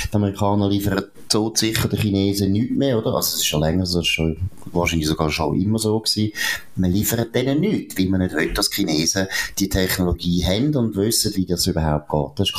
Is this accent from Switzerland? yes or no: yes; Switzerland; dann ist immer beliebt, dass wir uns als Schweizer halt auch wir sind einfach der geeignete Sündenbock